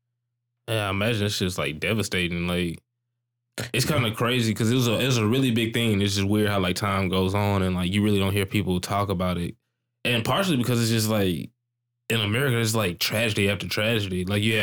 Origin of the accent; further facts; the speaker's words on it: St. Louis, Missouri, United States; now in Dallas, United States; I'm not originally from here. I was originally born in St. Louis